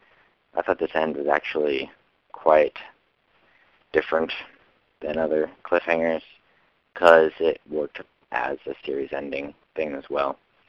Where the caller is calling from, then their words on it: Washington, United States; from Washington, and I'm calling about the last episode of Stargate ever.